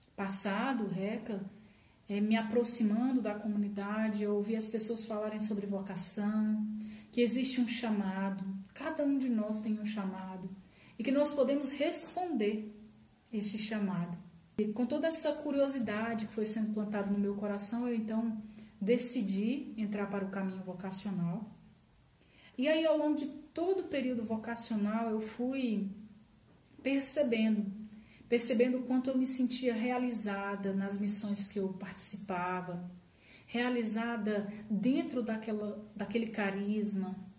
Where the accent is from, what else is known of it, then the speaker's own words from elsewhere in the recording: Ceará, Brazil; moved away as an adult; now in Brasília, Brazil; sou natural do Ceará, mas no ano de 2009 o Senhor me atraiu aqui para Brasília e hoje vivo aqui